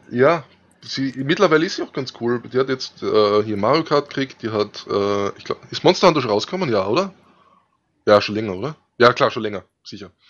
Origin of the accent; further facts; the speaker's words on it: Styria, Austria; Ich bin Steirer, vielleicht wieder an anderen.